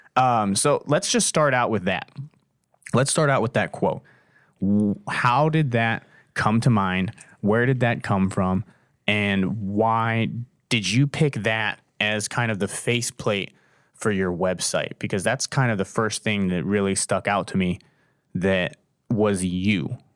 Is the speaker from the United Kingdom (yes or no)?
no; Canton, Ohio, United States; I grew up down in Canton, the South